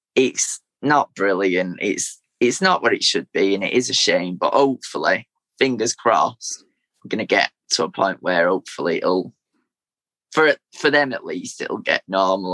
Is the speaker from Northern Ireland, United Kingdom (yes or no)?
no; Manchester, North West England, United Kingdom; originally was born in East Manchester, so near where near where the City Stadium is